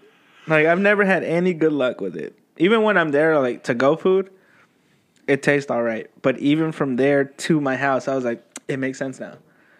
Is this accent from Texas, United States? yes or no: yes; Texas, United States; I'm from Texas